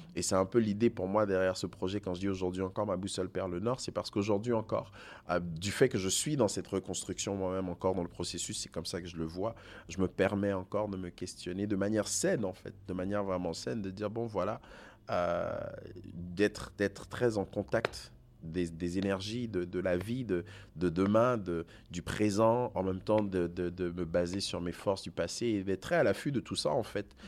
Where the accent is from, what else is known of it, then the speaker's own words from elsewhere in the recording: Côte d’Ivoire; moved away as an adult; also born or lived in Togo; now in Canada; je suis né en Côte d'Ivoire, mes parents sont du Togo, j'ai grandi dans le système français, je, je, suis au Canada depuis 23 ans maintenant